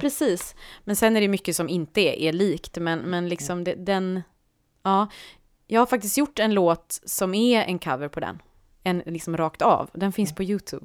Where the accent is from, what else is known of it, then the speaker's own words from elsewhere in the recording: Partille, Västra Götaland, Sweden; jag växte upp i Partille